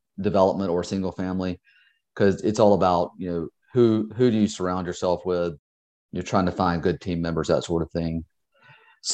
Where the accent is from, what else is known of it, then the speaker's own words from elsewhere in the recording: Georgia, United States; moved away as an adult; now in Charleston, United States; I am originally from Georgia. I've been in South Carolina now for about 20 years here in Charleston